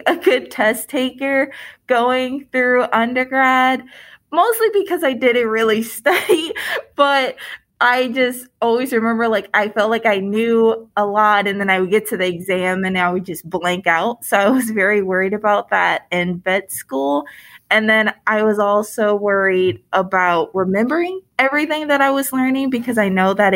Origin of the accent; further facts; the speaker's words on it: Detroit, Michigan, United States; moved away as an adult; now in Indiana, United States; I grew up in Michigan in the Detroit area